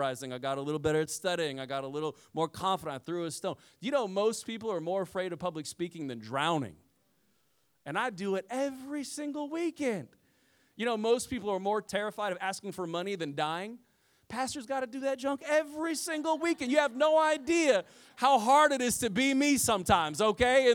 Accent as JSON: {"language": "English", "region": "Midwest", "country": "United States", "said": "I'm from the Midwest, y'all."}